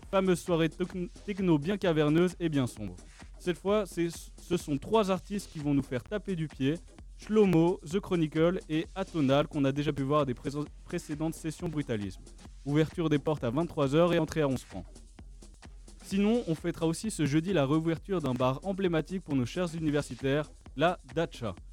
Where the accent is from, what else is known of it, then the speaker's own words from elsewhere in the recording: Switzerland; depuis tout petit, en tant que Suisse